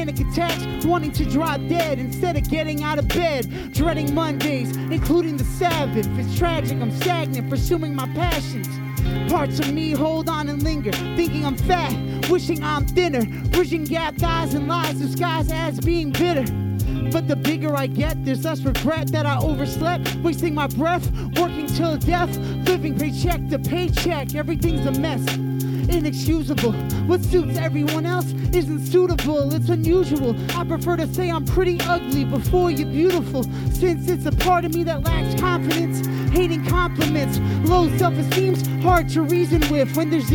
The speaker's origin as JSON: {"language": "English", "town": "Providence", "region": "Rhode Island", "country": "United States", "also_born_or_lived": "New Hampshire", "said": "I'm from Providence, Rhode Island."}